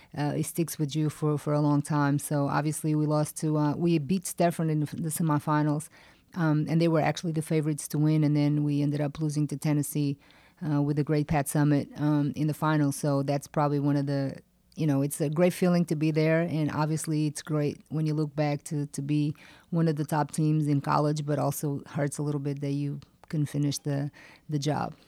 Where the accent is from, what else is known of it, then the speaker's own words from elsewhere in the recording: Portugal; moved away as an adult; now in United States; I grew up in Portugal